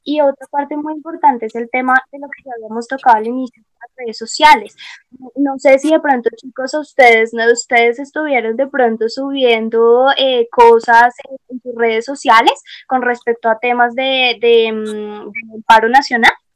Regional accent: Colombia; para nosotros como colombianos

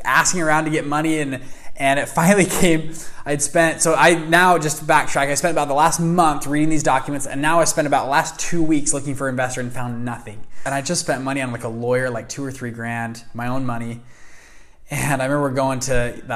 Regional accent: United States; I was born in America

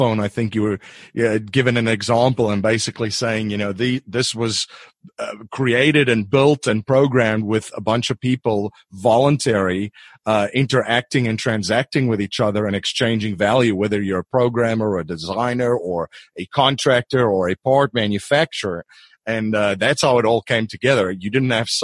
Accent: South Africa; moved away; I'm originally from South Africa

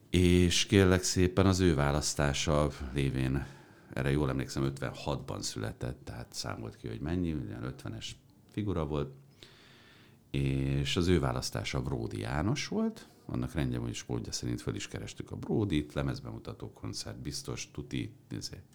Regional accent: New York City, New York, United States; now in Hungary; mert az apám diplomata volt, tehát New Yorkban nőttem föl.

